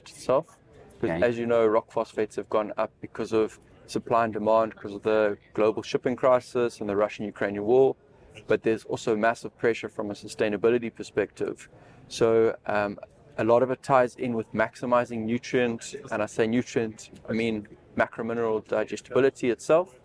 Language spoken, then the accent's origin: English; South Africa; I come from South Africa